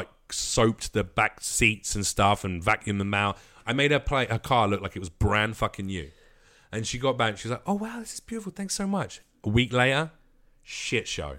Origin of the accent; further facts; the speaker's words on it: London, United Kingdom; lads in London